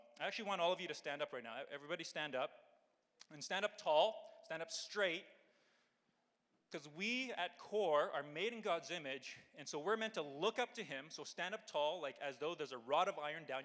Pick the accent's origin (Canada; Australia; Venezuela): Canada; Calgary, Alberta; I was born and raised here in Calgary, in Ranchlands for 17 years